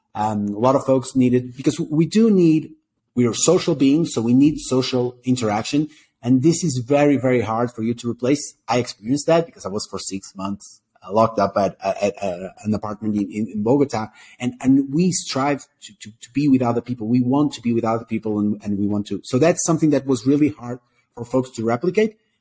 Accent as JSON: {"language": "English", "country": "Portugal", "moved": "as an adult", "lives_now": "Colombia", "said": "I'm from Portugal originally."}